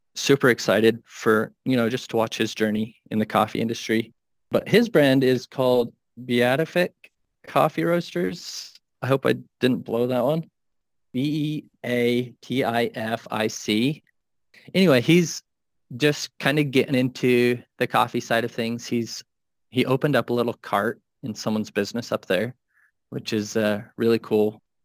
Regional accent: Minnesota, United States; moved away as an adult; now in Wyoming, United States; I grew up in Minnesota and now I, I moved out to Wyoming five years ago

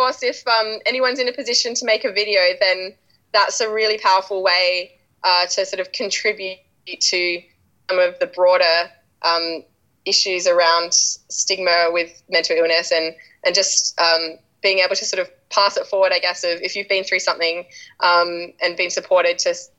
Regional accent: Australia; now in United Kingdom; people here mostly still think that I'm Australian until I talk to Australians who are living in Australia and then they're like, oh, yeah, I can definitely hear you've been spending time in England.

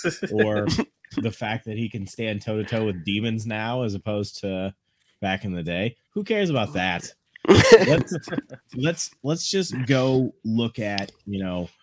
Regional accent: the South, United States; I'm from the South.

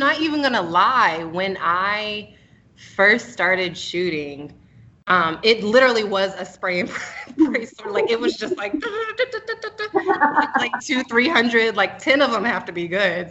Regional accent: Raleigh, North Carolina, United States; now in Charlotte, United States; from um, Raleigh, North Carolina originally, but living in Charlotte, North Carolina currently

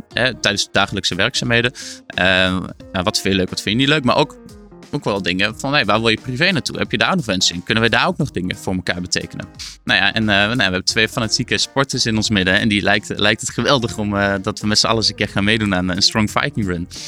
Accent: Achterhoek, Gelderland, Netherlands

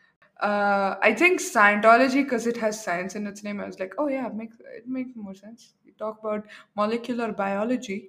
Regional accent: India; accent: Arab; I'm not German. I'm very Indian. Though I have an Arab accent sometimes

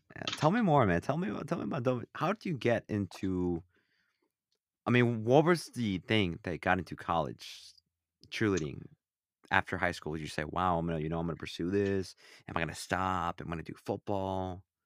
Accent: Illinois, United States; I'm from Illinois

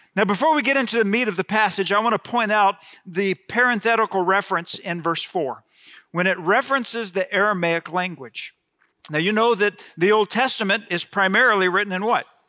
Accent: Gulf Coast, United States; I grew up on the Gulf Coast

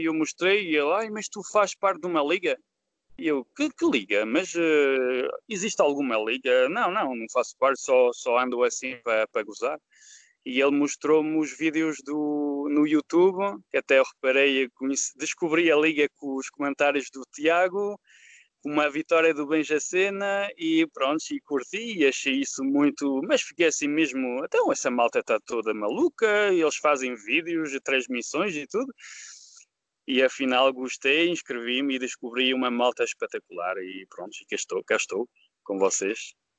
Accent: France; Portuguese is a second language; also born or lived in Lyon area, France; eu não sou português, sou francês e filho de imigrantes

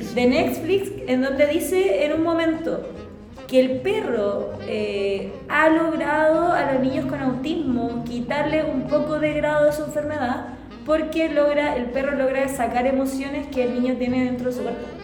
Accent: Chile; los chilenos somos así

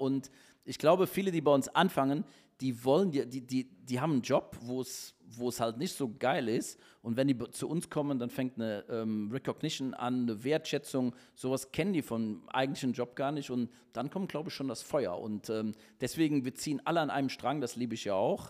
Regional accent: Cologne, North Rhine-Westphalia, Germany; now in Düsseldorf, Germany; ich bin Kölner. mein Herz ist Kölle.

